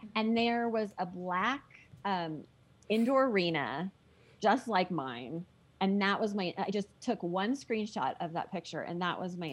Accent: San Diego, California, United States; moved away as an adult; also born or lived in Colorado; now in Park City, United States; I grew up in Southern California

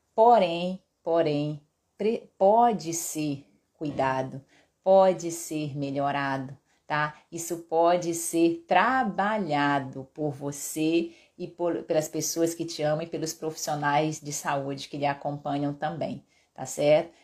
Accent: Pará, Brazil; eu sou paraense, meu pai é cearense

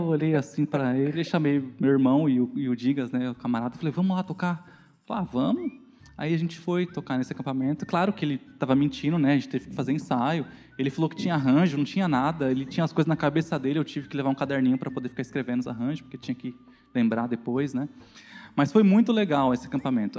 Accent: São Paulo, Brazil; also born or lived in Guarulhos; Eu cresci na Zona Leste, no bairro do Itaim Paulista

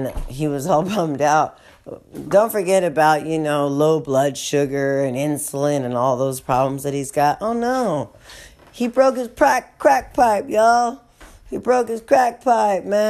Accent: California, United States; now in New Orleans, United States; my hometown in California

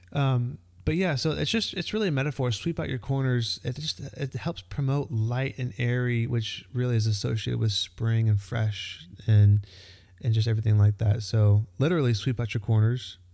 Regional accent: Texas, United States; also born or lived in Florida; now in Georgia, United States; I grew up in Texas

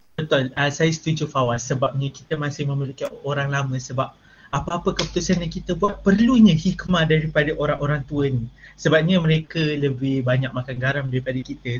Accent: Malaysia; anak Malaysia yang sangat patriotik

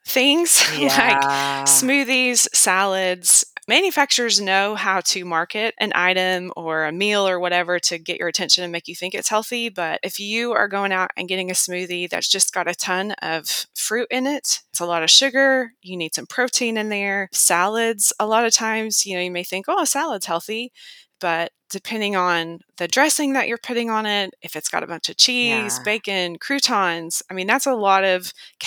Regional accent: the South, United States; I'm from the South

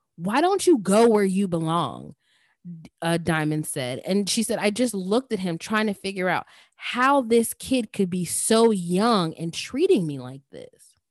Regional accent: Indianapolis, Indiana, United States; growing up in Indianapolis, Indiana

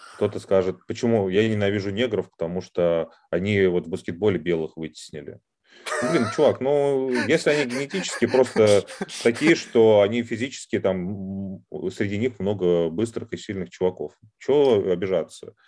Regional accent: Moscow, Russia; accent: Moscow; я поскольку родился в Москве

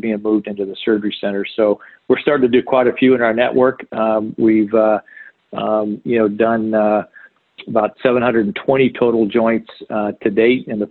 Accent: Jacksonville, Florida, United States; I grew up in Florida. Born and raised in Jacksonville, Florida

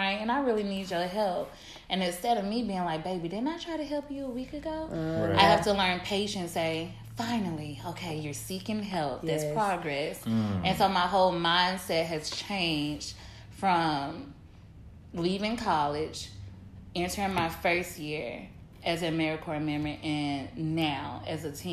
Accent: Mississippi, United States; now in New Orleans, United States; what I was raised on in Mississippi.

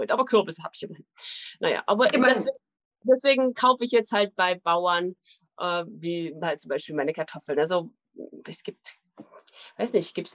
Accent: East Germany, Germany; Also ich bin in der DDR aufgewachsen und da gab es ja auch nicht immer alles.

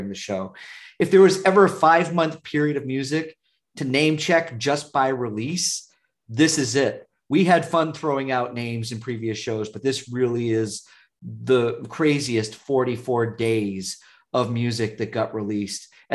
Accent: Vermont, United States; we're from Vermont

